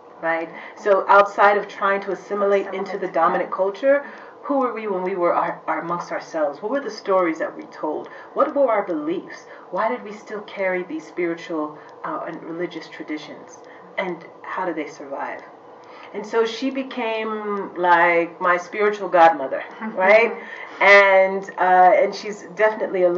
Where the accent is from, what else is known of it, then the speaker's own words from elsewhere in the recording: Washington, District of Columbia, United States; I grew up in the Washington, D.C. area, in the suburbs